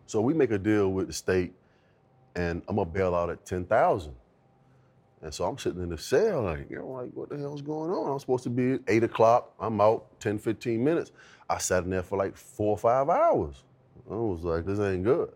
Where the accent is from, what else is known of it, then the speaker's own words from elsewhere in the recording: Virginia Beach, Virginia, United States; growing up in Virginia Beach, single mom